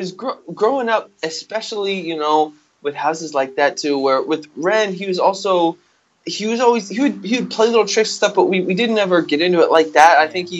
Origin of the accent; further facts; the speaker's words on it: Spencer, United States; moved away; growing up in Spencer, and that we've both moved away.